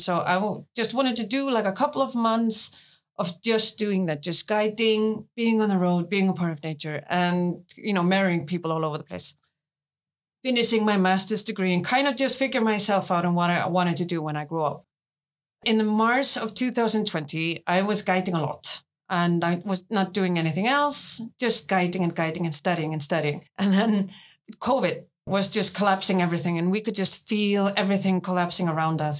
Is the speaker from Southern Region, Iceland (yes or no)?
no; Hafnarfjörður, Capital Region, Iceland; I am running youth centers and counseling centers in my hometown of Hafnarfjörður